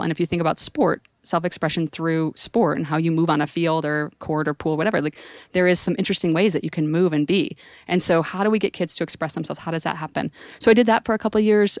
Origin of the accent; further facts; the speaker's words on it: San Francisco, California, United States; if you can tell from my accent, I'm from San Francisco